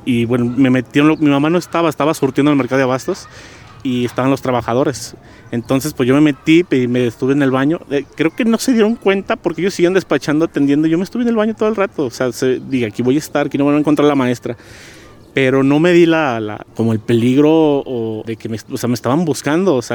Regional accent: Guadalajara, Jalisco, Mexico; yo nací este, en la ciudad de Guadalajara, Jalisco. Soy tapatío. En ocasiones también digo que soy de la ciudad de Tepatilán por mis raíces que tengo alteñas, eh, por medio de mi padre.

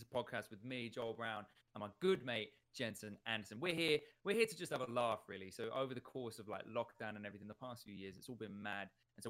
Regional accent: Uganda; English is a second language; And as a young man, growing up in Uganda, this was my freedom. You know, having a bike was nothing else. And this lasted me majority of my time in Uganda.

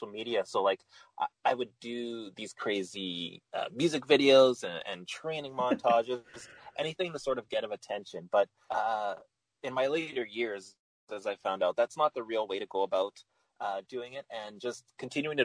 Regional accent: Winnipeg, Manitoba, Canada; Growing up in Winnipeg

